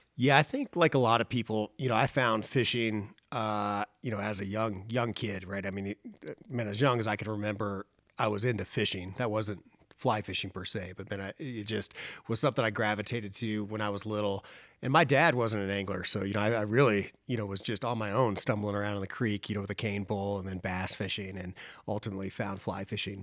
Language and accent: English; Boone, North Carolina, United States; Boone, North Carolina, which is my hometown